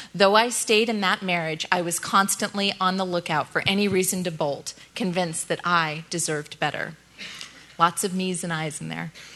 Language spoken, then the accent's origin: English; Northern California, United States; I grew up in Northern California with my mom, my dad, and one younger brother